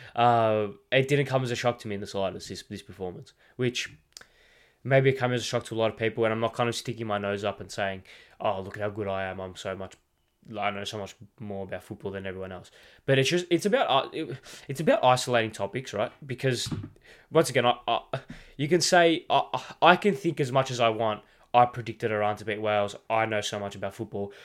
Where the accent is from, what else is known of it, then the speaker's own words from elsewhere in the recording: Australia; as an Australian